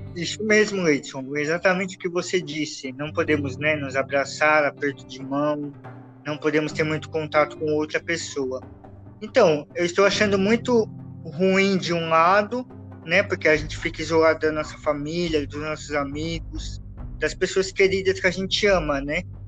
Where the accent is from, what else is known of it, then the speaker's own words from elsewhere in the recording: São Paulo, Brazil; Nós somos de São Paulo, estamos aqui na capital